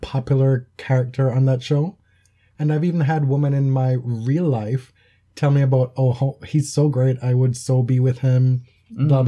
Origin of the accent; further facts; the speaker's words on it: Jamaica; now in Canada; I left Jamaica and now I'm in Canada